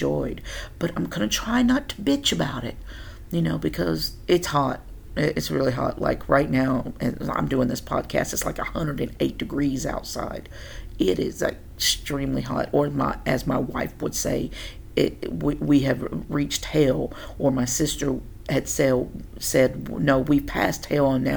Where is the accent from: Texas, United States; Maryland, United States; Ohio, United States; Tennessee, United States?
Tennessee, United States; moved away as an adult; also born or lived in Oklahoma; I'm from Tennessee, born and bred